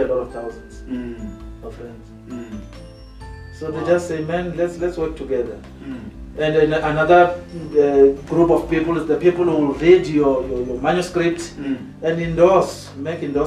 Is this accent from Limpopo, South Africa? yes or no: yes; Venda, Limpopo, South Africa; We come from Venda, all of us.